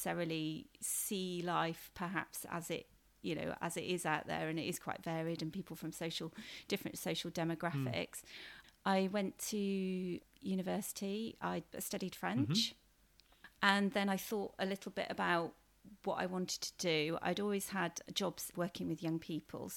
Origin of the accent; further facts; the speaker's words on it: Cheltenham, South West England, United Kingdom; I am a local girl. I grew up in Cheltenham, so I know the education system around here quite well.